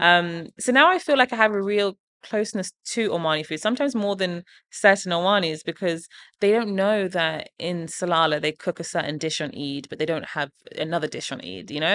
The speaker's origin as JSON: {"language": "English", "town": "Portsmouth", "region": "South East England", "country": "United Kingdom", "tie": "born or raised there", "said": "things I grew up eating in Portsmouth"}